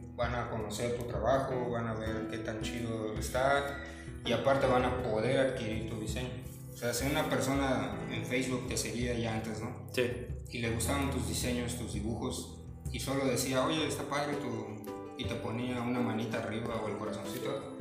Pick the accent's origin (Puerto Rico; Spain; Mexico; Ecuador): Mexico; Cancún, Quintana Roo; also born or lived in Mexico City; yo soy originario de la Ciudad de México, pero la verdad es que crecí por aquí, en la zona